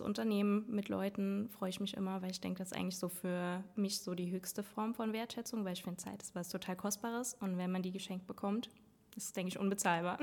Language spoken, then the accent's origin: German; Saarland, Germany; moved away as an adult; now in Trier, Germany; Ich komme aus dem Saarland